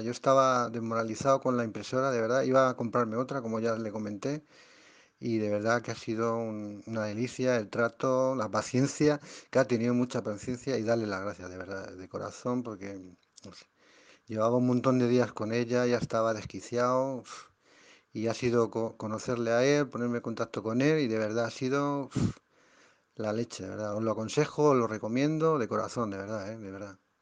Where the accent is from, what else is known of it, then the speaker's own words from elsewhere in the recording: Madrid, Community of Madrid, Spain; soy de, España, de Madrid más concretamente